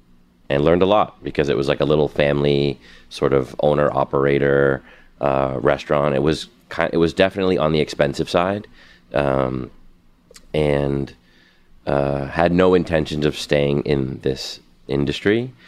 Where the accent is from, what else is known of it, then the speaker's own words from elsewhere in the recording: North Shore outside Boston, Massachusetts, United States; now in New York, United States; I'm from Massachusetts, outside of Boston, on the North Shore